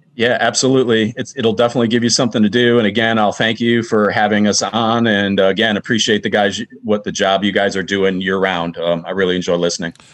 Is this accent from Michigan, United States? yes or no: yes; Roseville, Michigan, United States; also born or lived in Fraser, Michigan; I grew up in Macomb County and Fraser and Roseville